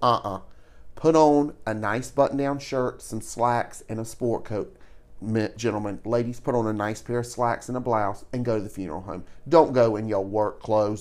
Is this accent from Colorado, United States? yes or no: no; Savannah, Georgia, United States; growing up in Savannah, in the South, especially in the South